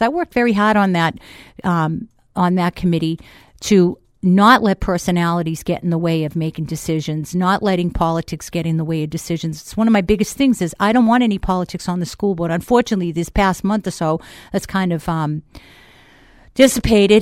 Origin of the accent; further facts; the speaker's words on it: Boston, Massachusetts, United States; accent: Boston; moved away as an adult; now in Manchester, United States; I'm originally from Boston.